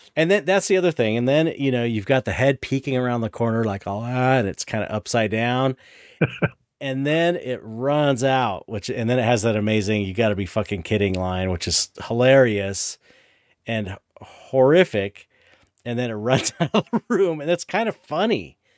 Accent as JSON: {"language": "English", "town": "San Pedro", "region": "California", "country": "United States", "tie": "born or raised there", "said": "growing up in San Pedro"}